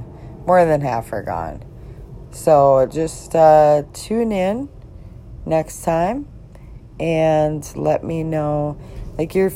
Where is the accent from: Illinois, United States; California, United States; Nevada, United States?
Illinois, United States; Chicago; now in Minnesota, United States; I'm from Chicago, Illinois, and just grew up a Cardinals fan